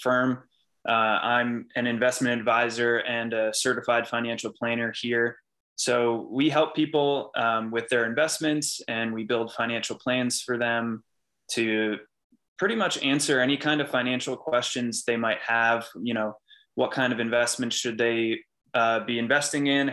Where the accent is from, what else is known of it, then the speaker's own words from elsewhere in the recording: Wall Township, New Jersey, United States; also born or lived in York, Pennsylvania; I grew up in Wall Township, New Jersey. It's in Monmouth County, right on the beach